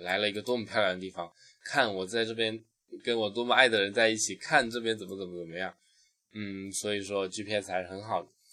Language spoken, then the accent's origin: Chinese; China; 我们中国人